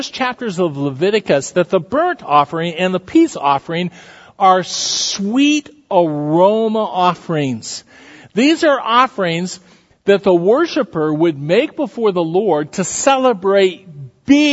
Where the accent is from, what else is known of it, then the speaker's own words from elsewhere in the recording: Iowa, United States; moved away as an adult; also born or lived in Texas; we're from Iowa, and we're in Texas